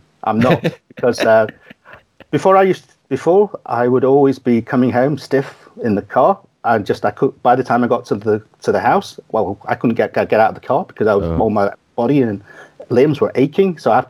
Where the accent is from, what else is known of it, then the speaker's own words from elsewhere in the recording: Kathmandu, Bagmati, Nepal; born there; Yeah, Kathmandu, Nepal.